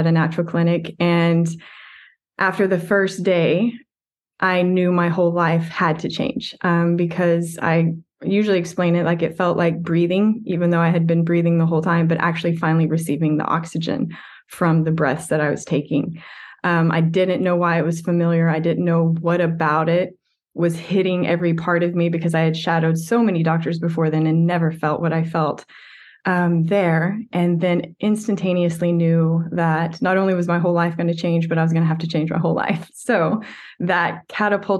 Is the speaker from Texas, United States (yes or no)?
yes; West Texas, United States; a typical West Texas kid